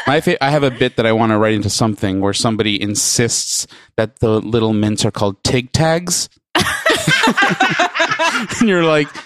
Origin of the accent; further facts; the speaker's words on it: New York, United States; I'm from New York.